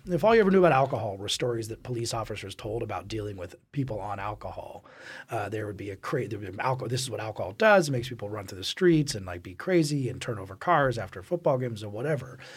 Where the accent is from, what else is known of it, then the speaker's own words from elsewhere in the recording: Colorado, United States; growing up in Colorado